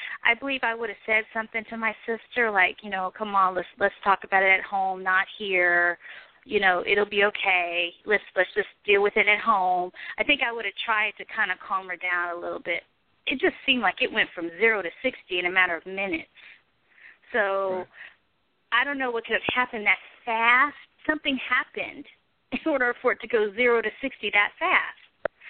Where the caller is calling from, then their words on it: Arkansas, United States; also born or lived in New York City; I'm calling from Arkansas currently. And I was in New York City like around 2009.